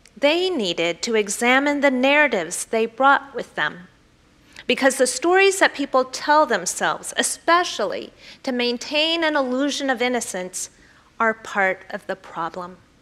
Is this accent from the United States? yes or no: yes; the Bible Belt, United States; I grew up in the Bible Belt